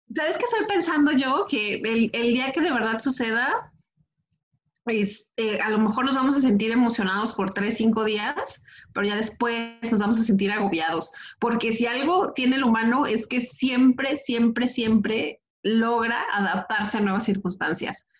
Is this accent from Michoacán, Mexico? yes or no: yes; Michoacán, Mexico; now in Guadalajara, Mexico; Porque también soy de Michoacán